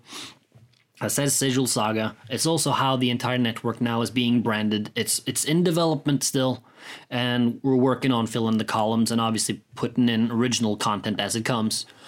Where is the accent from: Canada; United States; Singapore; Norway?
Norway; I come from Norway, where Vikings and such are a prevalent part of our history